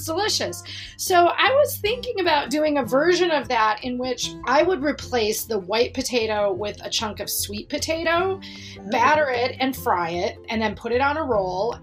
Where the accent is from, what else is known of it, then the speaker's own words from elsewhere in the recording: United States; also born or lived in California; I'm American. I live in California